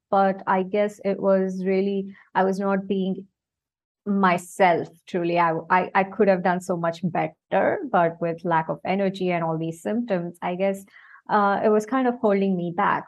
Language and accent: English; India; now in Singapore; I am basically from India and I am currently based in Singapore.